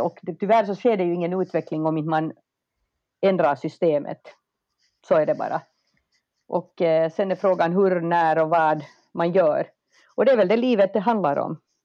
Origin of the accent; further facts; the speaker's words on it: Finland; moved away as an adult; also born or lived in United States; now in Stockholm, Sweden; jag är ju finsk